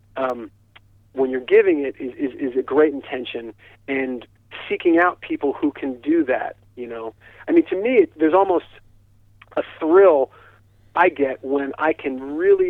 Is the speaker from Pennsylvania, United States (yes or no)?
no; East Hampton, New York, United States; moved away; I grew up in East Hampton, and it's the place that's known to most people as the Hamptons